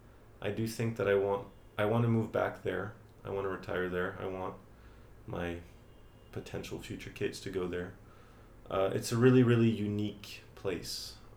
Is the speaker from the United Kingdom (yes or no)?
no; right outside of Paris, Île-de-France, France; moved away as an adult; also born or lived in United States; now in Beijing, China; I grew up in France, right outside of Paris.